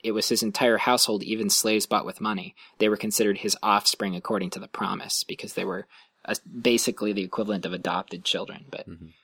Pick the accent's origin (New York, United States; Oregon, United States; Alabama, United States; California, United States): California, United States; Lancaster; moved away as an adult; also born or lived in Illinois / Ohio; now in Santa Cruz, United States; where I grew up in Lancaster